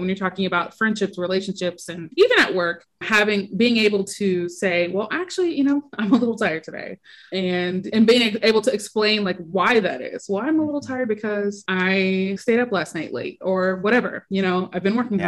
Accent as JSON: {"language": "English", "town": "Indianapolis", "region": "Indiana", "country": "United States", "said": "I am from Indianapolis, Indiana, and I am an editor by day"}